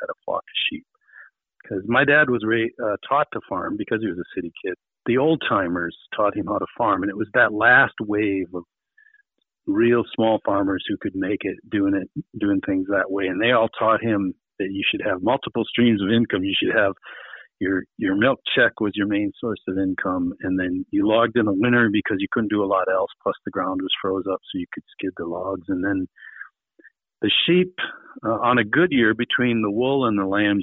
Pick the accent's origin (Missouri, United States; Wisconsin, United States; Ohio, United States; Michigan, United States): Wisconsin, United States; I was born in Wisconsin, Rapids, Wisconsin. My dad was working at the paper mills at the time